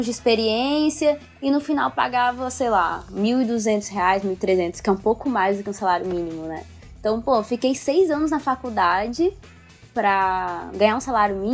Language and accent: Portuguese; Brazil; moved away; com pessoas aqui, pergunto de onde eu sou e tal, sempre me perguntam por que eu saí do Brasil, né?